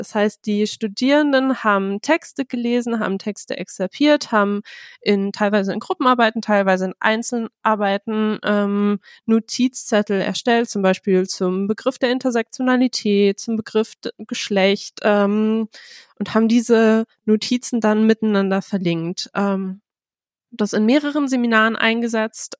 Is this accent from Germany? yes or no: yes; Bielefeld, North Rhine-Westphalia, Germany; Ich komme aus Bielefeld, habe da Soziologie studiert